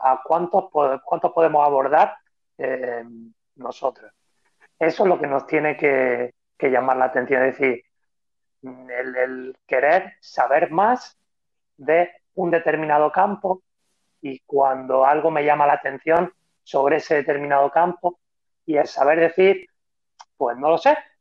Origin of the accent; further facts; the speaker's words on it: Spain; soy el único atleta español que ha vencido en Boston